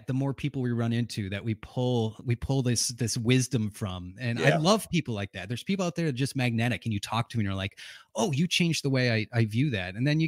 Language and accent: English; New England, United States; I'm from New England